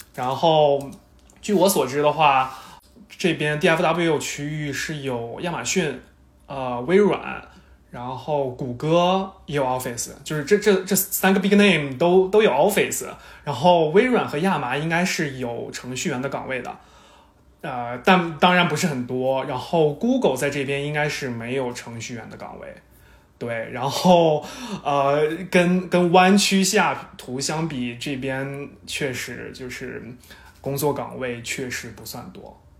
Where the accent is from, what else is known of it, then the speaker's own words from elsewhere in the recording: Shanxi, China; now in Dallas, United States; 作为一个山西人，这个是不敢想象的